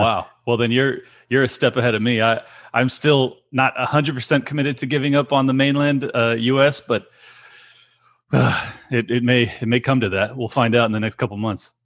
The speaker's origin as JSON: {"language": "English", "region": "California", "country": "United States", "tie": "born or raised there", "said": "born and raised here"}